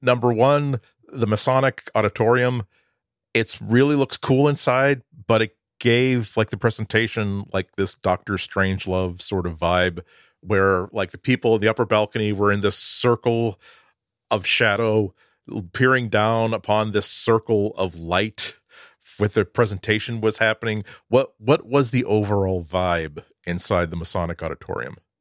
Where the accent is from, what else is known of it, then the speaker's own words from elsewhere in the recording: Boston, Massachusetts, United States; as a Bostonian